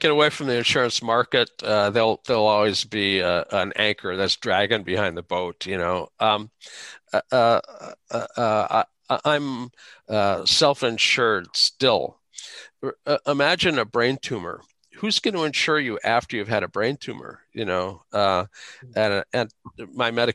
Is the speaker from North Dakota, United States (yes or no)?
yes; Fargo, North Dakota, United States; I grew up in Fargo